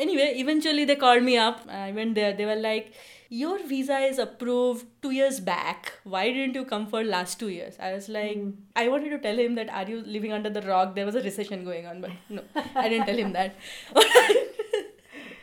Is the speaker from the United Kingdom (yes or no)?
no; Kolkata, West Bengal, India; now in Seattle, United States; I grew up in Kolkata, so I speak Bengali, I read Bengali, I love Bengali.